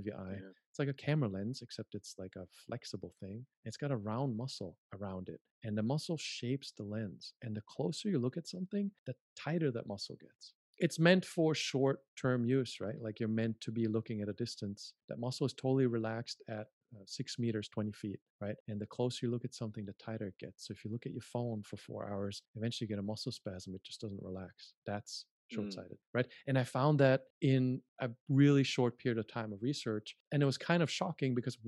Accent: Germany; moved away as an adult; also born or lived in United States; I'm from Germany

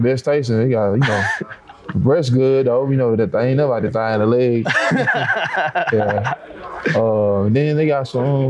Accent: Bogalusa, Louisiana, United States; moved away; I grew up in Bogalusa and I started school there and I went to Vonnegut. So they like 5 minutes apart.

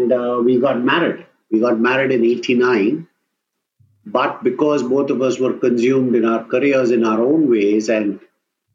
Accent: South India, India; I come from the South and my wife is a Sindhi

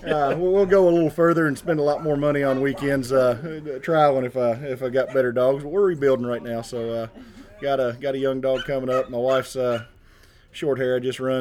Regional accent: Bowling Green, Kentucky, United States; I'm from Bowling Green, Kentucky. Been in Nastra about 10 years now.

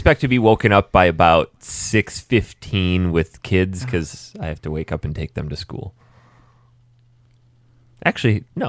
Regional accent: United Kingdom; now in Canada; I'm a British citizen with a Canadian address

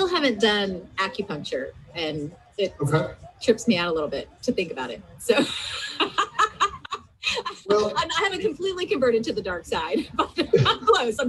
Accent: United States; growing up as an American

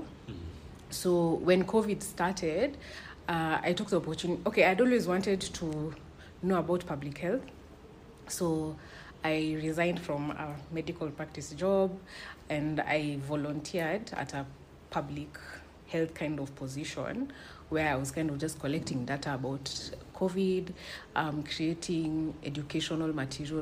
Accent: Nairobi, Kenya; now in Kijabe, Kenya; I come from Nairobi

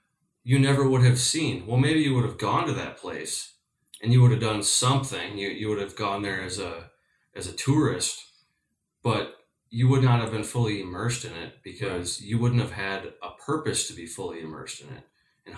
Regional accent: Midwest, United States; You know, I grew up hunting whitetails in the Midwest, classic tree stand scenarios.

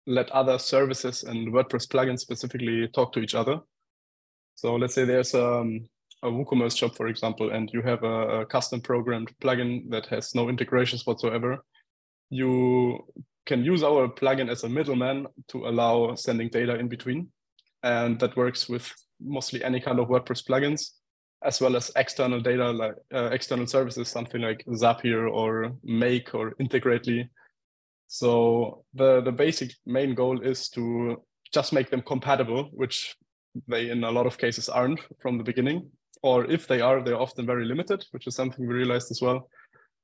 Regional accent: Germany; moved away; I'm from Germany originally

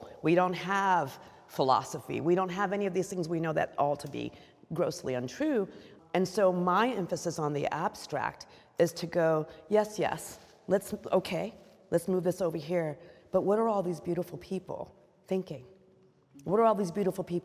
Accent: United States; being an American artist

